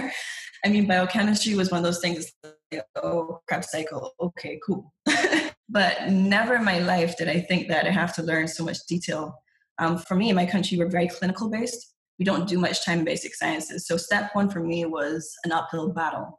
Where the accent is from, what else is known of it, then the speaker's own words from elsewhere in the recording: Barbados; moved away as an adult; also born or lived in England; I'm from Barbados. I was born in England, raised in Barbados.